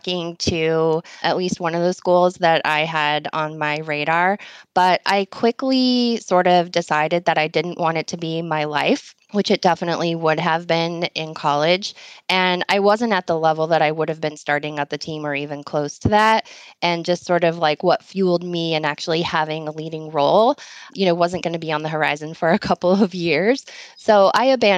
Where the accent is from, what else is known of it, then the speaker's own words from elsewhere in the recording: Los Gatos, California, United States; moved away as an adult; also born or lived in Los Angeles, United States; now in Chicago, United States; I grew up in Northern California, in the Bay Area, South Bay, primarily in the Santa Cruz Mountains